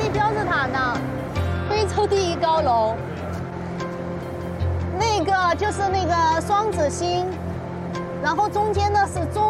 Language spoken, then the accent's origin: Chinese; China; now in Egypt; 我是 C 幺幺和 C 幺幺二的项目经理。我从中国来到埃及